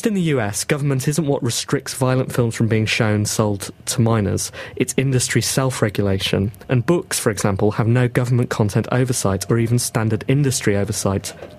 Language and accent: English; England, United Kingdom; we're English